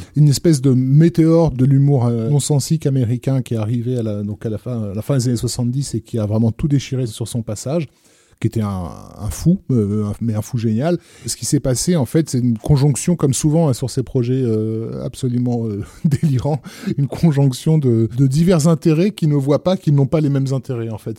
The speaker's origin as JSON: {"language": "French", "country": "France", "said": "chez nous en France"}